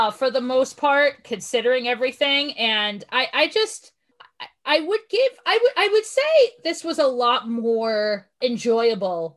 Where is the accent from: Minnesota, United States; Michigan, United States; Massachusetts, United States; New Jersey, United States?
Massachusetts, United States; Boston; I'm from the Boston area